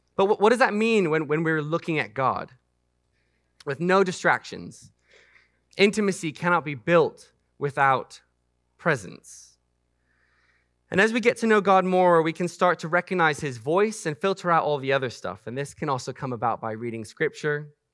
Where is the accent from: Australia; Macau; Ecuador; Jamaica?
Macau; moved away; I grew up in Macau, China